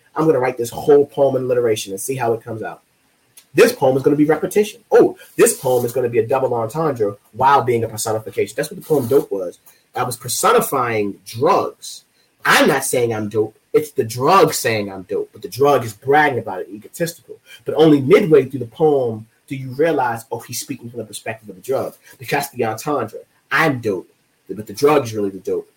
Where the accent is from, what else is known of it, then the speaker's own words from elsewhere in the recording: Baltimore, Maryland, United States; I am from Baltimore, like I am a Baltimore poet like him